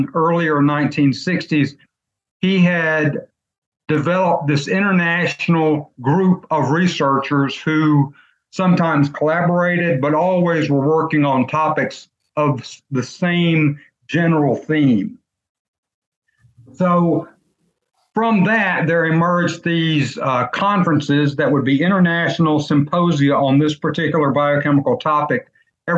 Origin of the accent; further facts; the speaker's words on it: Brownsville, Tennessee, United States; moved away; also born or lived in Memphis, Tennessee; So I was actually born in Memphis, but my parents were living in Brownsville already. So I grew up in Brownsville on West College Street